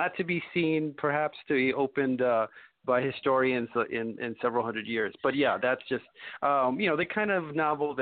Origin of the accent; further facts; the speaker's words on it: New York City, New York, United States; also born or lived in Jersey City; born and raised in Brooklyn, and the farthest I've moved away is to Jersey City